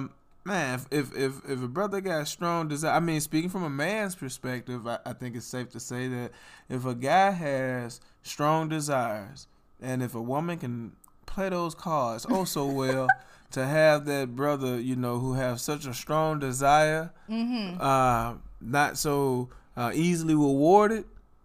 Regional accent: Southern United States, United States; And I just, so I'm from the South, right? And I just, from the southern parts of the United States, and I just love eating that southern traditional food, right?

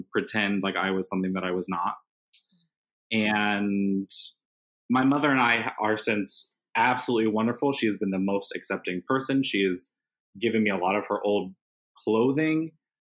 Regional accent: Indiana, United States; growing up in Indiana

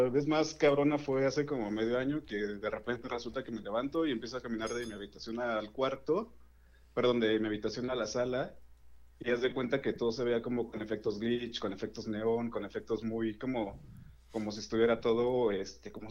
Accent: Puebla, Mexico; De Puebla.

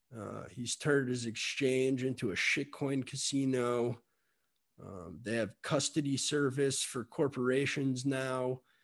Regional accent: Miami, Florida, United States; I'm from Miami

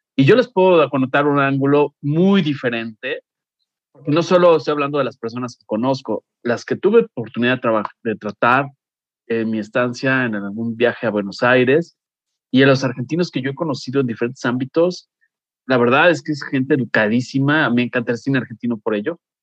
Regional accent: Mexico; soy mexicano

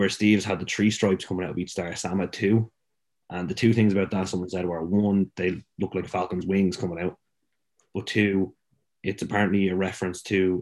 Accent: Ireland; us being white Irish kids

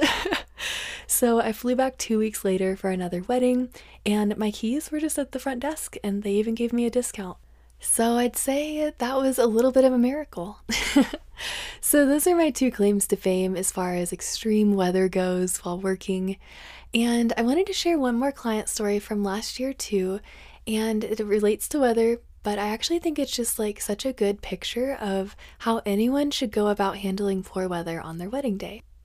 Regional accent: northern Colorado, United States; born or raised there

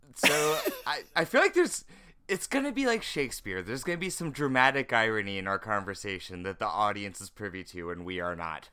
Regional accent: North Carolina, United States; now in California, United States; you are in my home state right now

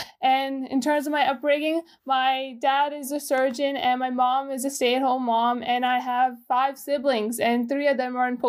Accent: Gujrat, Punjab, Pakistan; born there; also born or lived in Dubai, United Arab Emirates; I was born in Gujarat, Pakistan in 2003. And where I was raised, that's a little bit complicated. So I lived in Dubai, United Arab Emirates for a couple of years.

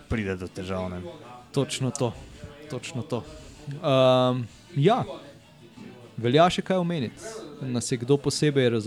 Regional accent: Slovenia; oziroma mi, Slovenci, smo poskrbeli za lepo kuliso

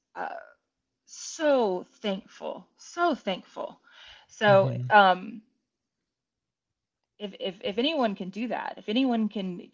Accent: Winnie, Texas, United States; I'm from Winnie, Texas.

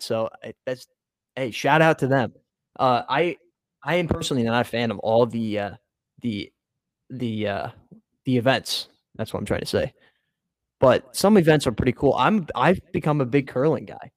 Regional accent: United States; as an American

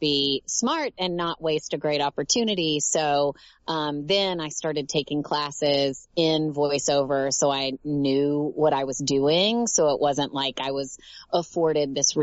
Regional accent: Tennessee, United States; moved away as an adult; now in Los Angeles, United States; I am originally from Tennessee

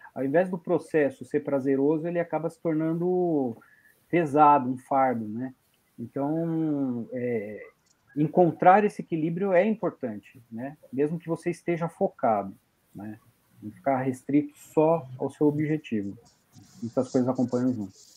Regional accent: São Paulo, Brazil; eu sou paulistano

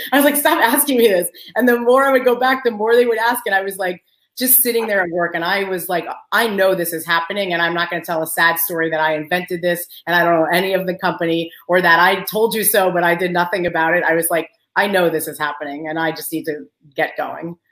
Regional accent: Long Island, New York, United States; moved away as an adult; also born or lived in University of Maryland; I grew up in Long Island. Uh, my parents are both Albanian

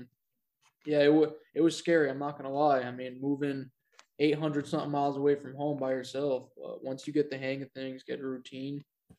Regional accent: Rutland, Vermont, United States; moved away as an adult; now in Rock Hill, United States; I'm from Rutland, Vermont, born and raised, and I now currently live in Rock Hill, South Carolina, and I go to school in Charlotte, North Carolina.

